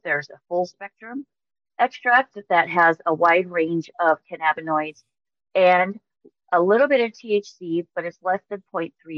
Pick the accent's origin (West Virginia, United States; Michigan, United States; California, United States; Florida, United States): California, United States; Mojave Desert; originally from the Mojave Desert in California. I grew up just south of Death Valley